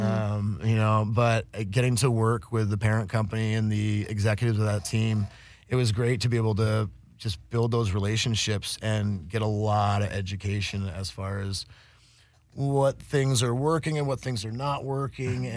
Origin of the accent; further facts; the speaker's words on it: Vermont, United States; moved away as an adult; also born or lived in Humboldt, California; now in Los Angeles, United States; I grew up in Vermont and uh, moved out to Humboldt